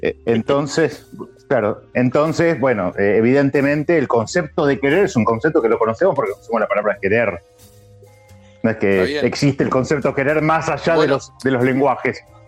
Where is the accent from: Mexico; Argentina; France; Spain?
Argentina; nosotros acá somos argentinos